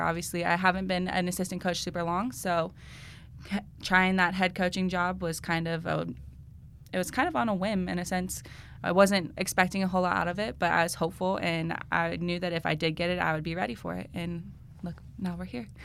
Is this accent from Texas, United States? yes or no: no; Marysville, Ohio, United States; I'm from Marysville, Ohio, originally. That's where I went to high school and played there.